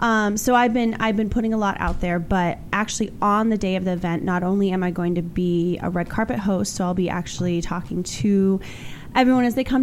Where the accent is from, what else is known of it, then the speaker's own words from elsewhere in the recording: Oregon, United States; But I grew up in Oregon, so I did the state flower of Oregon on my left arm